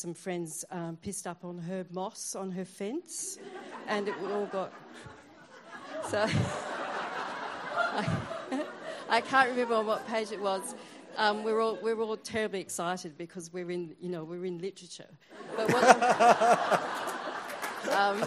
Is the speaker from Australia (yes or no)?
yes; Western Australia, Australia; I am from Western Australia